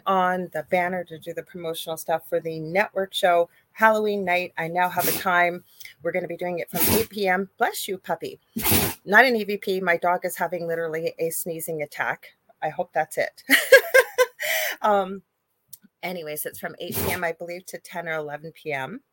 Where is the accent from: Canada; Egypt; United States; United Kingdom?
Canada; I'm a Canadian clairvoyant medium